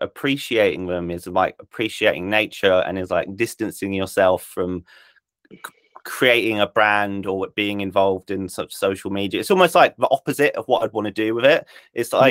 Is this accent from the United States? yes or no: no; Isle of Wight, South East England, United Kingdom; I grew up on the Isle of Wight